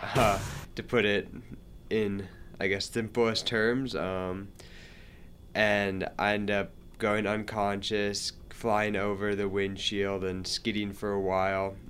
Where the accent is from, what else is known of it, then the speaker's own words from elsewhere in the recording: Montana, United States; moved away as an adult; now in Salt Lake City, United States; I'm from Montana